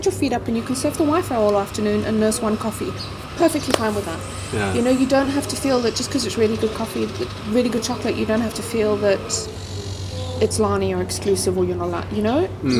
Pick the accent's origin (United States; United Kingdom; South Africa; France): South Africa; Alberton, Gauteng; also born or lived in Johannesburg; I grew up in the South. I grew up in Alberton.